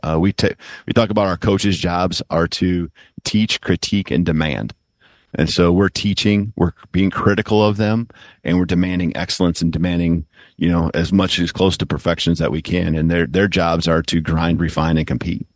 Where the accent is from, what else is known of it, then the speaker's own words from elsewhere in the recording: South Dakota, United States; moved away; also born or lived in Seattle; my home state, you know, and, uh, the pride I have for South Dakota